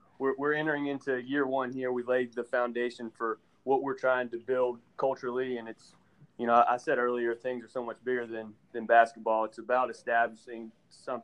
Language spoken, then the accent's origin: English; Franklin, Tennessee, United States; also born or lived in Nashville, Tennessee; I'm from Nashville originally. Grew up in Franklin, Tennessee, right outside of Nashville, about 15 miles south